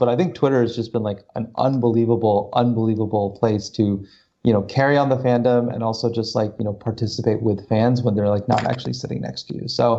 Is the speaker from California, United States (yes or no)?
yes; California, United States; also born or lived in Corvallis, Oregon; So I was actually born in Oregon. I'm from Corvallis originally. My dad still lives there. I moved to California when I was four, I believe, with my mom and my sister.